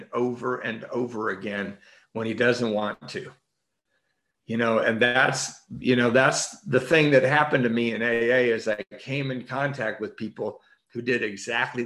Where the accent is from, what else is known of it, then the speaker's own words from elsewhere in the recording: Redondo Beach, California, United States; I grew up in Redondo Beach at a Catholic school